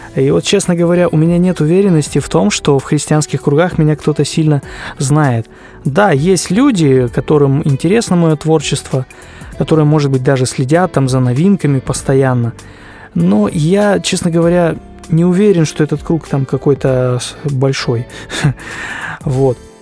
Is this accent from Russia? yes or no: yes; Krasnoyarsk Krai, Russia; Я родился в России, в Красноярском крае, в небольшом поселке. Сейчас проживаю в городе Красноярске